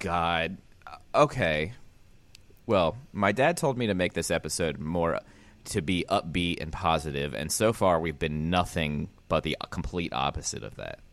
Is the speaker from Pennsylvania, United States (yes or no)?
yes; Pennsylvania, United States; born or raised there; moved away